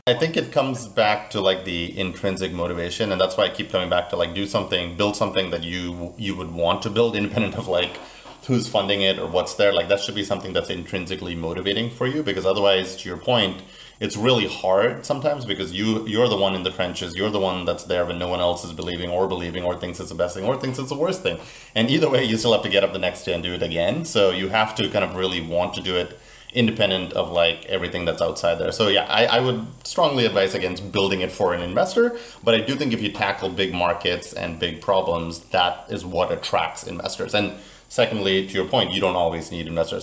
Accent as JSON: {"language": "English", "region": "Central Florida", "country": "United States", "lives_now": "Miami, United States", "said": "I'm actually originally from Florida, but more Central Florida"}